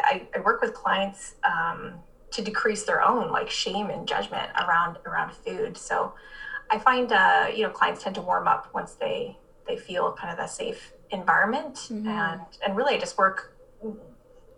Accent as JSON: {"language": "English", "town": "Barrie", "region": "Ontario", "country": "Canada", "moved": "as an adult", "lives_now": "Windsor, Canada", "said": "I'm actually from Barrie, so north of Toronto."}